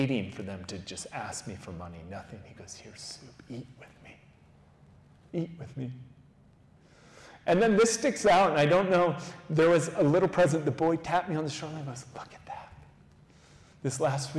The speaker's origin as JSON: {"language": "English", "country": "United States", "said": "an American who has white skin"}